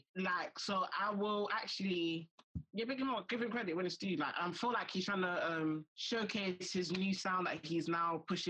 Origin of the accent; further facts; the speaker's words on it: United Kingdom; we kind of embracing being African Brits in a sense of like, we're embracing our culture, but also we are British at the same time.